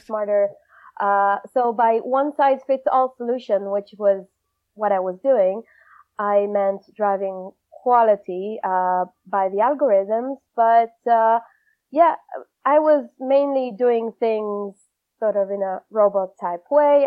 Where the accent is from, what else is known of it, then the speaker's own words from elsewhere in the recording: Israel; moved away as an adult; also born or lived in Argentina; now in London, United Kingdom; I was born in Argentina, lived most of my life in Israel